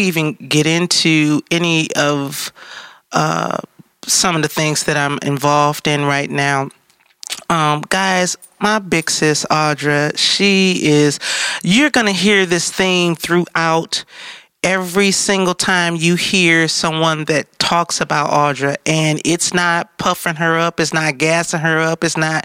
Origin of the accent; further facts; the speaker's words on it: Detroit, Michigan, United States; I am from Detroit